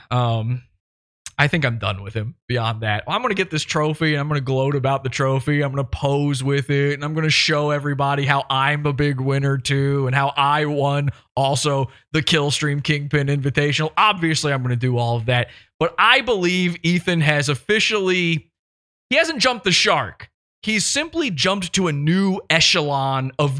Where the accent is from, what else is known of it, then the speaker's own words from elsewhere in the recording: Chesterfield, Virginia, United States; I am from Chesterfield, Virginia, where he's from.